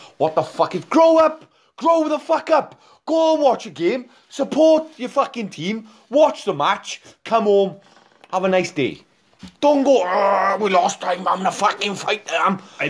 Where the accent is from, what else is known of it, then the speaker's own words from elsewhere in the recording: Wales, United Kingdom; we ask being Welsh, right?